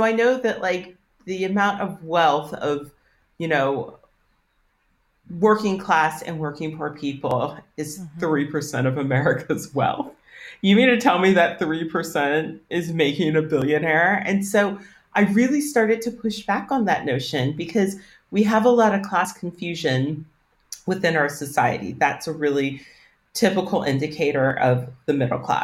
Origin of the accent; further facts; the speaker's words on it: Northern Virginia, United States; And I'm from Northern Virginia, which is a super affluent area